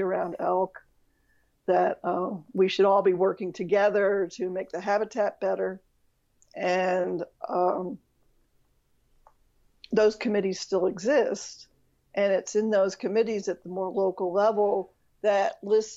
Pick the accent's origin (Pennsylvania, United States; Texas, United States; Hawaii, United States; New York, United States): Pennsylvania, United States; now in Arizona, United States; where I grew up in Pennsylvania